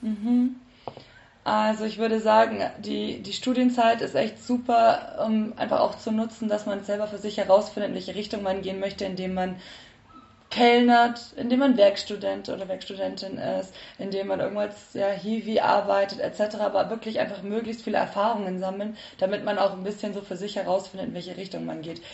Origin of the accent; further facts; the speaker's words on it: Nuremberg, Bavaria, Germany; moved away as an adult; also born or lived in Bayreuth; now in Munich, Germany; ich komme ursprünglich aus Nürnberg